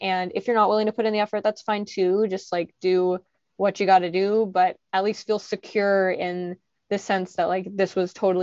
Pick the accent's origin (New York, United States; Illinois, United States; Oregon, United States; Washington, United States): Oregon, United States; Portland; growing up in Portland at the time